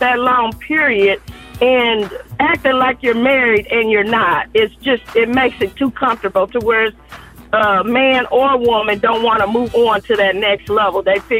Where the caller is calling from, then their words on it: Indianapolis, Indiana, United States; I'm calling from Indianapolis, Indiana.